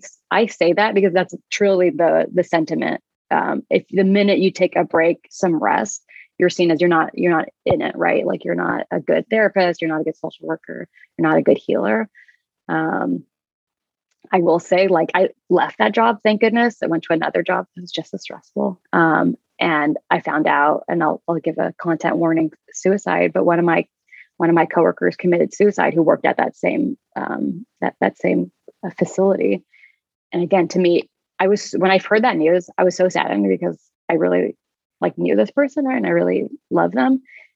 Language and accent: English; California, United States; born there; So they came to the US before I was born, when I was born in California.